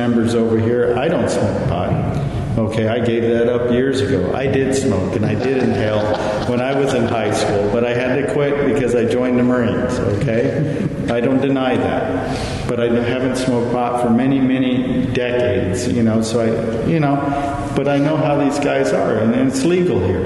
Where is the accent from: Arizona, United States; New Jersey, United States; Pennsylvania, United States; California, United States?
California, United States; I'm from California.